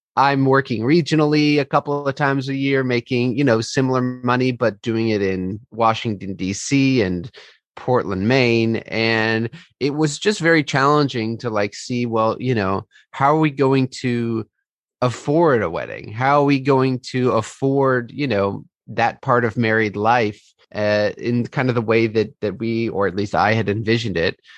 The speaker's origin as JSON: {"language": "English", "town": "Fairfax", "region": "California", "country": "United States", "said": "I am from Fairfax, California, originally, which is in Marin outside San Francisco in the Bay Area"}